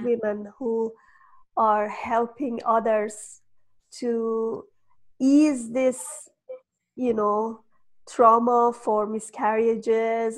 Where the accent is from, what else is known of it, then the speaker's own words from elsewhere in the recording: Iran; moved away as an adult; I'm from Iran, and Iran was in war for years